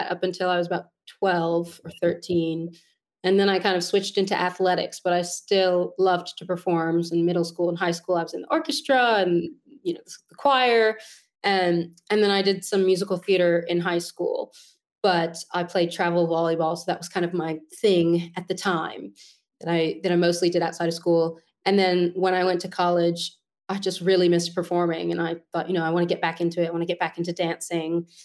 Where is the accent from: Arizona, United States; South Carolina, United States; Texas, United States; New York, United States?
New York, United States; New York City; moved away as an adult; now in London, United Kingdom; So I grew up on the Upper West Side, born and raised